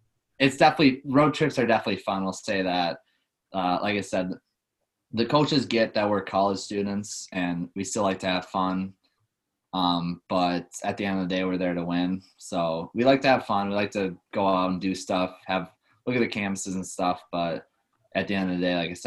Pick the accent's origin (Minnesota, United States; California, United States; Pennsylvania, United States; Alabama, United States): Minnesota, United States